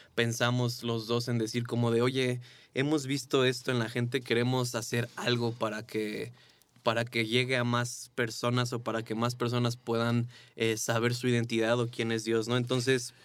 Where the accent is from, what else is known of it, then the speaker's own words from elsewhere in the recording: Mexico; Vivíamos en México